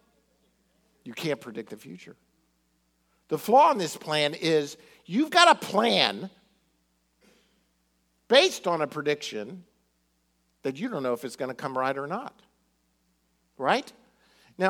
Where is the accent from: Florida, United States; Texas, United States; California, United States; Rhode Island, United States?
Florida, United States; Miami; growing up in Miami